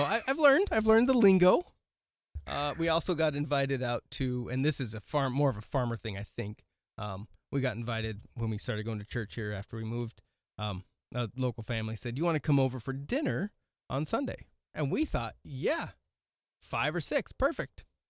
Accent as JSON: {"language": "English", "region": "West Coast", "country": "United States", "tie": "born or raised there", "moved": "as an adult", "lives_now": "South Dakota, United States", "said": "I grew up in the mountains with roads that actually had curves in them"}